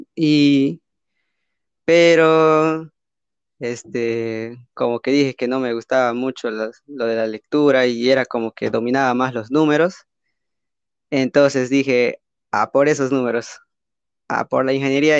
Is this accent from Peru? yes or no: yes; Peru; soy de Perú